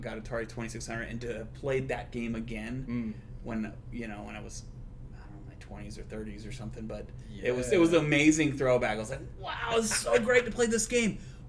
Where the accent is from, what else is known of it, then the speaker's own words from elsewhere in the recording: Torrance, California, United States; also born or lived in Texas; Torrance, California.